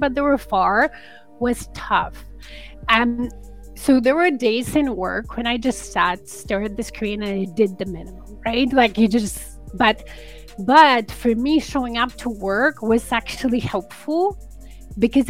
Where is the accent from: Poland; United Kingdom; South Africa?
Poland; now in Canada; so I'm an immigrant to Canada, and I come from Poland.